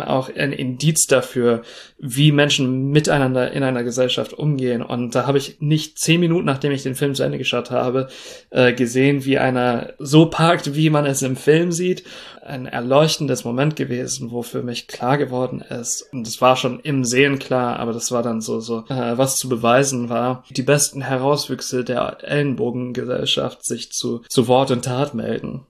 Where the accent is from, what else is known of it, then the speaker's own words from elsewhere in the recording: United States; also born or lived in Russia; sowohl als Amerikaner, als jemand, der in Russland gelebt hat